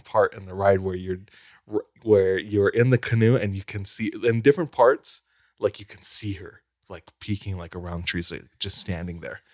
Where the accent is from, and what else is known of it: Hawaii, United States; born or raised there